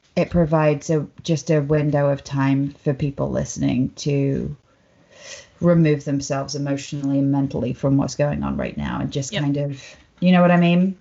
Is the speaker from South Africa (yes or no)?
no; United Kingdom; now in Los Angeles, United States; I'm British and they like my accent